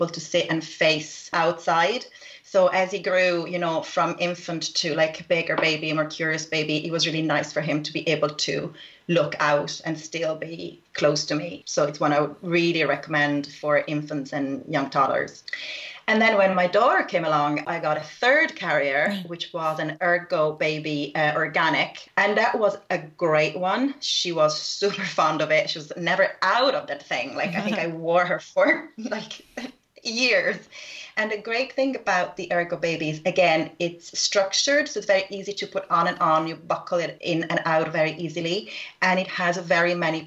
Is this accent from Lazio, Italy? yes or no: yes; Rome, Lazio, Italy; I am from Rome